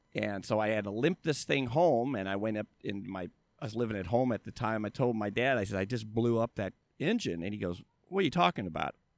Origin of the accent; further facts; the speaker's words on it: La Habra, California, United States; I grew up in La Habra, which is about twenty miles from here